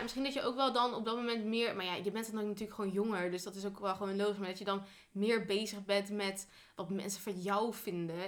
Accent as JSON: {"language": "Dutch", "region": "northern Netherlands", "country": "Netherlands", "said": "naar het noorden, hè, naar waar ik vandaan kom."}